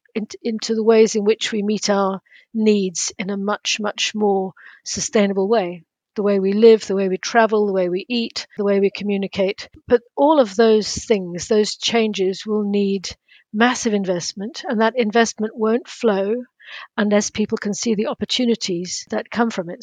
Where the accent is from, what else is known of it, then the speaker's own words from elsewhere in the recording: South Africa; moved away; also born or lived in Cambridge; my days growing up in South Africa